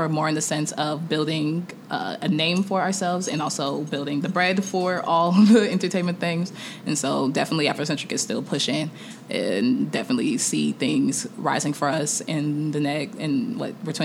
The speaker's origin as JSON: {"language": "English", "town": "Kansas City", "country": "United States", "tie": "born or raised there", "also_born_or_lived": "Nigeria (ancestry) / Atlanta", "said": "there's a Nigerian community of like Greater Kansas City."}